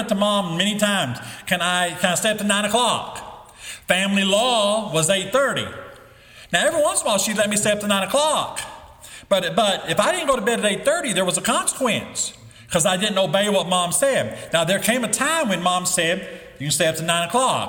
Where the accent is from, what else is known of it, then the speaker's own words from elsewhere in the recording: the Bible Belt, United States; When I was growing up in the Bible Belt, it seemed like everybody went to church